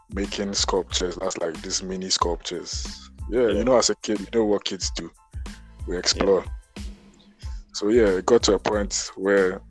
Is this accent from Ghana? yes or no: yes; Accra, Greater Accra, Ghana; I'm an artist from Accra, Ghana.